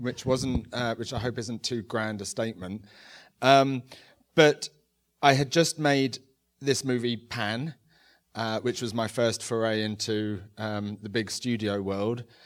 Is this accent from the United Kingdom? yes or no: yes; London, United Kingdom; I grew up in London without much means in the s, eighties and nineties